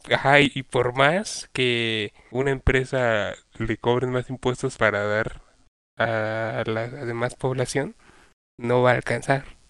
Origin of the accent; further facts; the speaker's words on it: State of Mexico, Mexico; los tres somos del Estado de México